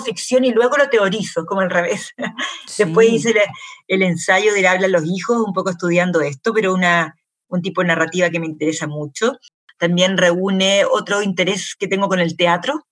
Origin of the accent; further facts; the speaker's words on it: Chile; yo soy, primera generación en Chile, mis padres nacieron em, fuera